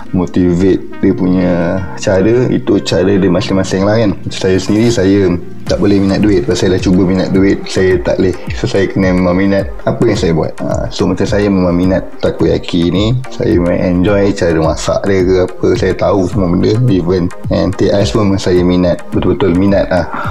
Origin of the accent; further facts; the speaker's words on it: Shah Alam, Selangor, Malaysia; saya asal dari Shah Alam Memang dibesarkan di Shah Alam Sekolah semua di Shah Alam